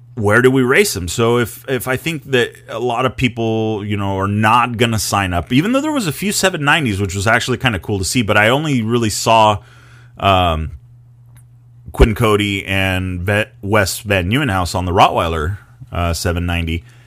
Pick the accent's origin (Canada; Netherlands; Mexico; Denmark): Mexico; I grew up in Baja